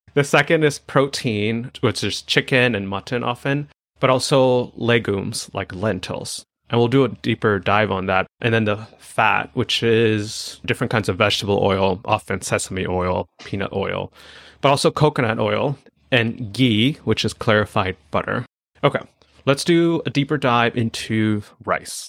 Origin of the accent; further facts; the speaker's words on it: Chennai, Tamil Nadu, India; moved away; also born or lived in Durham, North Carolina; I grew up in Chennai, Tamil Nadu